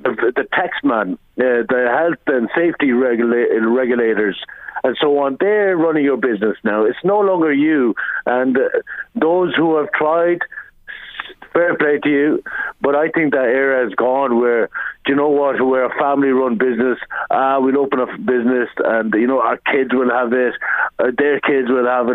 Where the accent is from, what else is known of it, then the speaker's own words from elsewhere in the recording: Ireland; I'm uh, born and raised in Ireland